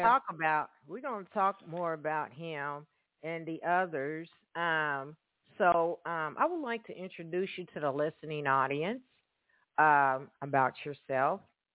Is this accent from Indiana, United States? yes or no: yes; Hoosier, Indiana, United States; And I am calling from Evansville, Indiana. Yes, I'm a Hoosier. Here in Evansville, Indiana.